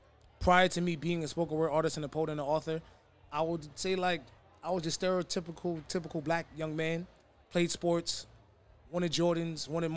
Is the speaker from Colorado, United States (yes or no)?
no; New York City, New York, United States; from the Bronx